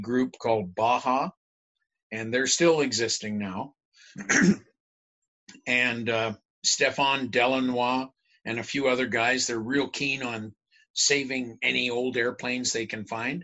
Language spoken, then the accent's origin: English; Canada; cynical Canadian